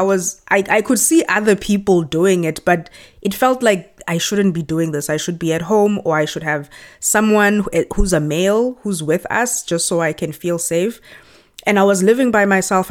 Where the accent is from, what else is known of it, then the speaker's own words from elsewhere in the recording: Johannesburg, Gauteng, South Africa; moved away as an adult; also born or lived in Pretoria / Amsterdam, Netherlands; now in Canada; I grew up in Johannesburg and I studied in Pretoria.